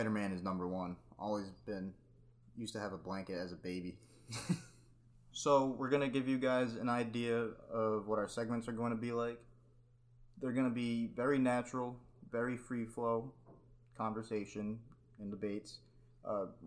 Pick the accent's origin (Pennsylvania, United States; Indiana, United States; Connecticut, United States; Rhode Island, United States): Rhode Island, United States; now in Georgia, United States; I'm originally from Rhode Island